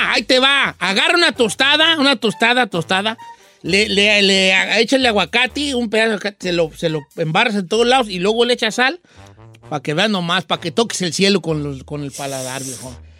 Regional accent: Michoacán, Mexico; moved away; Yo soy de Michoacán y allá hay, poblados muy béisboleros, como Ario de Rayón, muy beisbolero. Pero no, yo no crecí con el béisbol

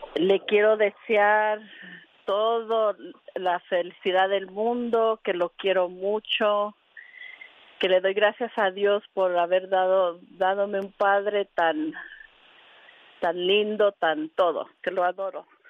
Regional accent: Guerrero, Mexico; now in Chicago, United States; Yo estoy en Chicago, somos de Guerrero

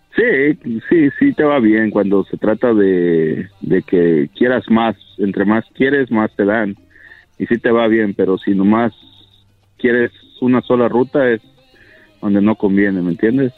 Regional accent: Mexico; moved away; yo soy de México

